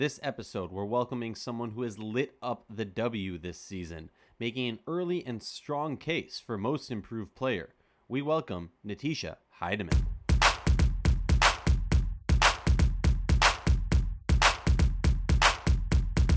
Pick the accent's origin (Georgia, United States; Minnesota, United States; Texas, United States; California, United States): Minnesota, United States; Minneapolis; I'm from Minneapolis